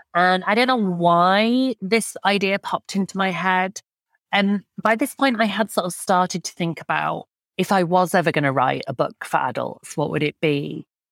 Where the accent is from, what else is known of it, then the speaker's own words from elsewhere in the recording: Yorkshire and the Humber, United Kingdom; where I grew up in Yorkshire